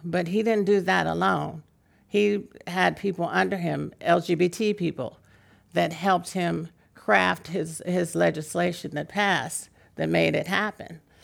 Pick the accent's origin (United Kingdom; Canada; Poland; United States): United States; San Francisco, California; I'm from San Francisco